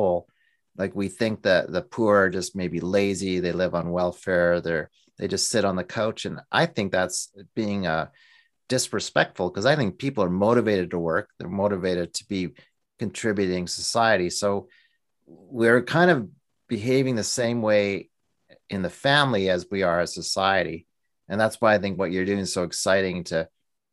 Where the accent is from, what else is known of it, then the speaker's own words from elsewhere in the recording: Canada; also born or lived in Alberta; as a Canadian